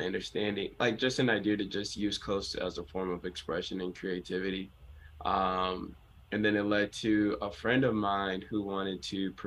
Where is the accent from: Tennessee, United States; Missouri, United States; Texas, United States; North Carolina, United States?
North Carolina, United States; Durham; moved away as an adult; also born or lived in Ghana (family); now in Dallas, United States; I grew up in North Carolina, Durham.